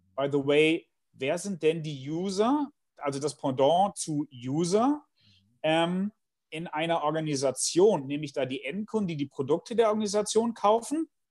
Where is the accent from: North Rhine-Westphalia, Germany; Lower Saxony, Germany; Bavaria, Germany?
North Rhine-Westphalia, Germany; Bielefeld; ich komme aus Bielefeld